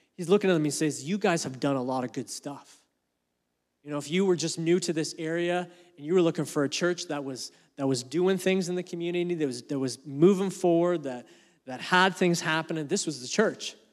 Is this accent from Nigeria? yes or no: no; Canada; As a Canadian